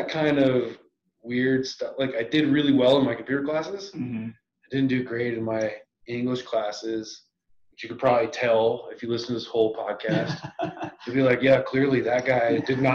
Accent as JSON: {"language": "English", "town": "Rapid City", "region": "South Dakota", "country": "United States", "tie": "born or raised there", "moved": "yes", "lives_now": "Colorado, United States", "said": "I grew up in Rapid City, South Dakota"}